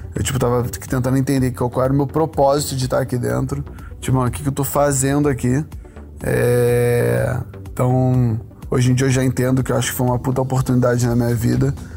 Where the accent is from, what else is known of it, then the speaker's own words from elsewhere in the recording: Rio de Janeiro, Brazil; nascido e criado em Curicica, Jacarepaguá, Rio de Janeiro